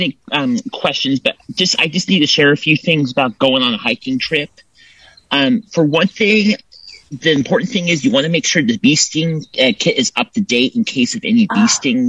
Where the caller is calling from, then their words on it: Templeton, California, United States; Templeton, California.